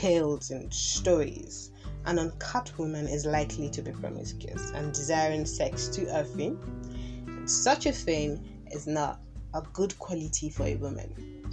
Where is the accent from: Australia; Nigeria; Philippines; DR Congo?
Nigeria; Kogi; I am from Kogi State